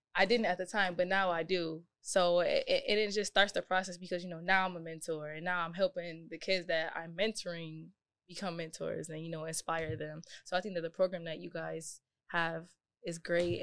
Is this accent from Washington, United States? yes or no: no; Buffalo, New York, United States; also born or lived in Fredonia; I didn't see outside of Buffalo until I was probably about sixteen, seventeen